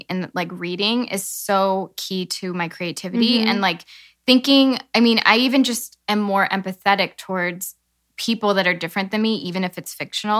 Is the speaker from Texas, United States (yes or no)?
no; Illinois, United States; growing up in Illinois